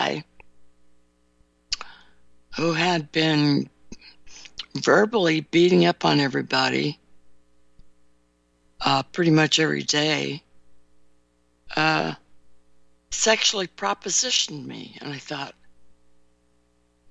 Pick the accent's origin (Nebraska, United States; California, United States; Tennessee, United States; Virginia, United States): California, United States; now in Chicago suburbs, United States; grew up in California